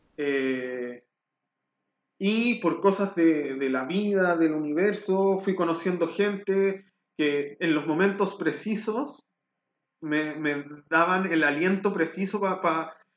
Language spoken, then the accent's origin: Spanish; Rancagua, O'Higgins, Chile; moved away as an adult; also born or lived in Valparaíso, Chile / Viña del Mar, Chile / Santiago, Chile; now in Berlin, Germany; en Chile crecí en Rancagua